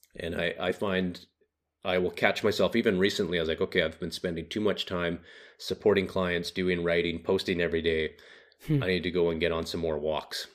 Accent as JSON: {"language": "English", "area": "Haida Gwaii", "region": "British Columbia", "country": "Canada", "tie": "born or raised there", "said": "I grew up very rural in Western Canada on a group of islands that are 80 kilometers off the mainland coast a place called Haida Gwaii"}